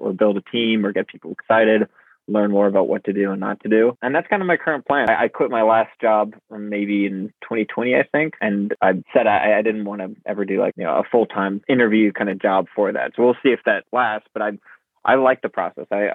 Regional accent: Charleston, South Carolina, United States; I was living kind of on a beach growing up in Charleston, South Carolina, this island, Sullivan's Island

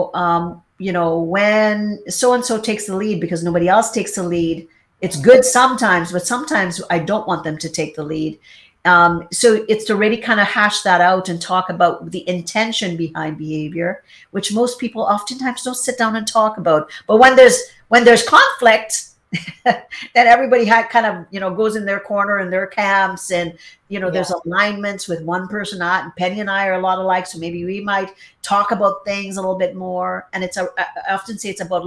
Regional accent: Trinidad & Tobago; me in Trinidad, kind of extended family

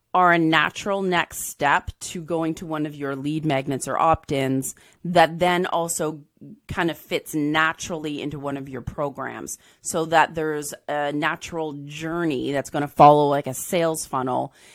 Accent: Southern Ontario, Canada; also born or lived in England; I was born in England, and then we moved to Ontario

